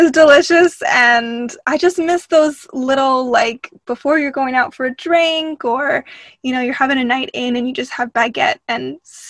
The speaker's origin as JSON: {"language": "English", "country": "Canada", "said": "Sometimes as a Canadian, we get the question of like, well, what makes someone Canadian?"}